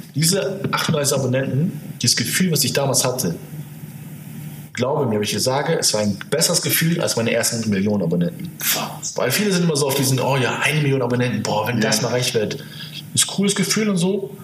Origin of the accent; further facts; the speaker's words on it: Hamburg, Germany; da, wo ich herkomme, ist jetzt so, ja, ist jetzt nicht so Ghetto oder so, mhm. aber nicht die beste Gegend